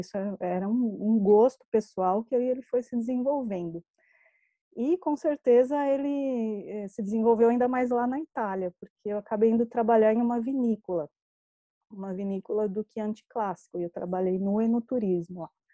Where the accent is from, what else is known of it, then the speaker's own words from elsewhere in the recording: São Paulo, Brazil; eu sou aqui de São Paulo, capital, né? Minha família é toda daqui